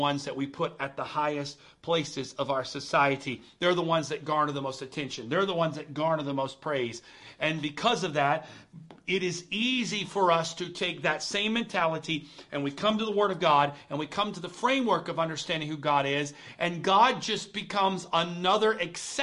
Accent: United States; I am proud to be an American.

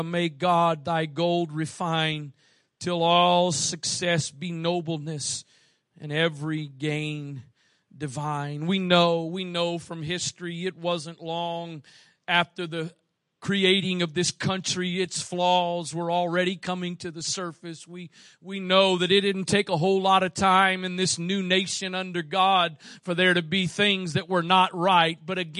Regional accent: United States; I was born here. But I'm thankful I was born here

